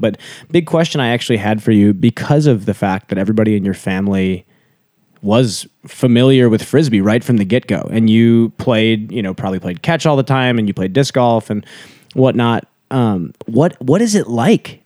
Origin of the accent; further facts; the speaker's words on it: United States; growing up in the States